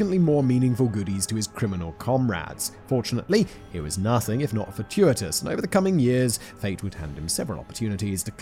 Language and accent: English; United Kingdom; I'm British